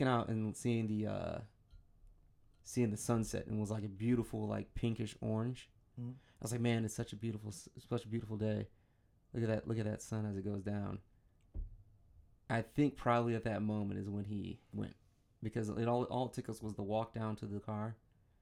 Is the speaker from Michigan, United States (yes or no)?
yes; Michigan, United States; I'm from Michigan